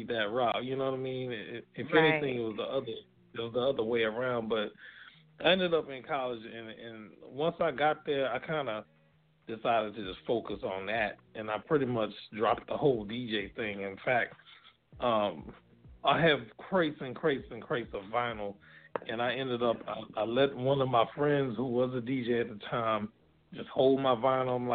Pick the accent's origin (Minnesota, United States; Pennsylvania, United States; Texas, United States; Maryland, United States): Texas, United States; Galveston; now in Houston, United States; I'm originally from Galveston, Texas, born and raised, and I live in the Houston area now.